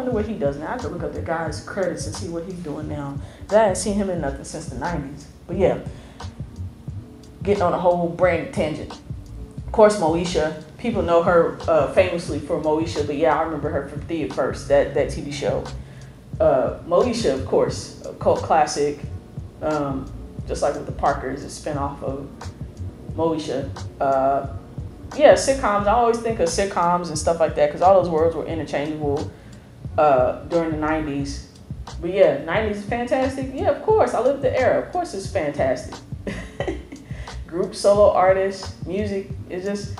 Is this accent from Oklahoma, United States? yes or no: yes; Oklahoma, United States; I'm from Oklahoma.